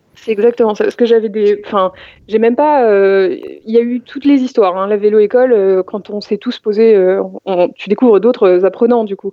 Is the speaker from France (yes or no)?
yes; Val-de-Marne, Île-de-France, France; J'ai grandi, bah, j'ai continué, euh, j'ai fait presque toute ma vie dans le Val-de-Marne